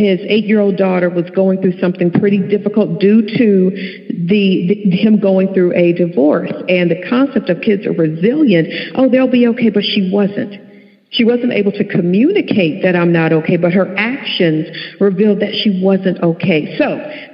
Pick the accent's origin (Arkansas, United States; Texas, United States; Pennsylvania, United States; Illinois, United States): Texas, United States; Dallas; I am from Dallas, Texas